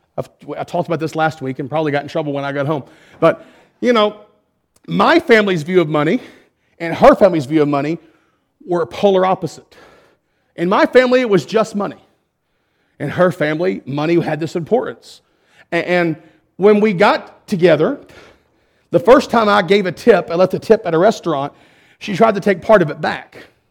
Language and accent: English; Perrin, Texas, United States; I'm from Perrin